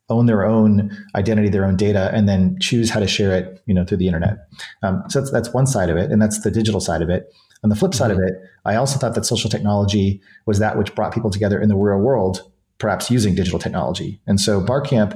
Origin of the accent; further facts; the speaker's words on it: New Hampshire, United States; moved away; I grew up in New Hampshire and a lot of my family is still on the East Coast